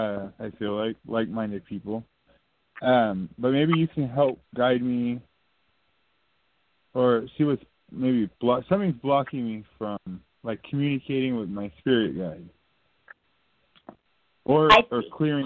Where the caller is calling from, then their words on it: Texas, United States; It's … in Texas.